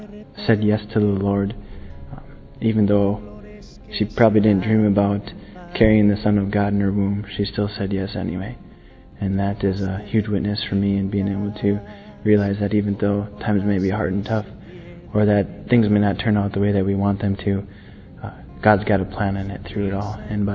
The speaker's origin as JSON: {"language": "English", "country": "United States", "said": "I'm from the United States of America, and I'm 21."}